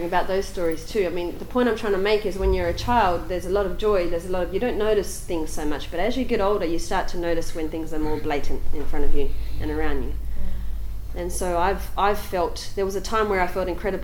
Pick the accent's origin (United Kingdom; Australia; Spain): Australia; Pingelly, Western Australia; where I grew up in Pingelly, which is about 160 kilometres inland from here, a bit south, in the wheat belt